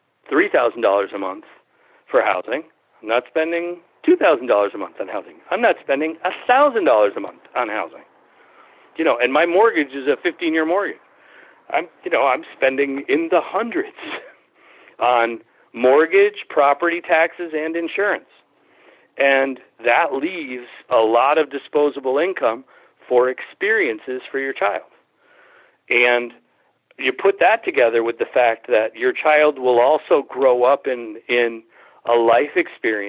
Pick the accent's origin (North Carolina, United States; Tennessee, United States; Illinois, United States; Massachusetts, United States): Massachusetts, United States; Springfield; I was born and raised in Springfield.